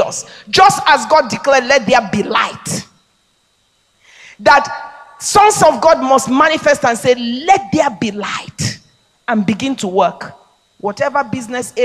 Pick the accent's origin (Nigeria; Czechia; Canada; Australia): Nigeria; I'm a Nigerian. I mean, I come from a place where I could realize that dream.